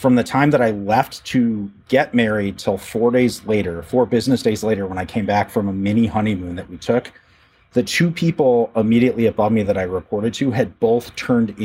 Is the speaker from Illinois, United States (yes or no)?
yes; Rockford, Illinois, United States; moved away as an adult; also born or lived in Chicago, Illinois; now in Peoria, United States; I was born and raised in the Rockford, Illinois area